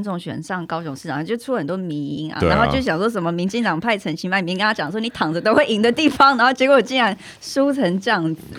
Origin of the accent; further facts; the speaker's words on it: California, United States; 虽然因为我来自加州，因为加州的那个比例